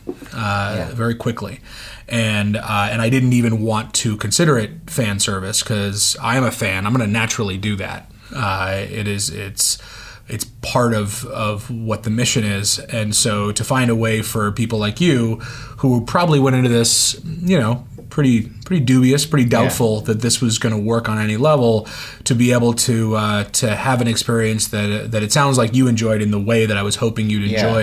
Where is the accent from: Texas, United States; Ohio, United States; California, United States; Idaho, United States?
California, United States; Oakland; I grew up in Oakland, California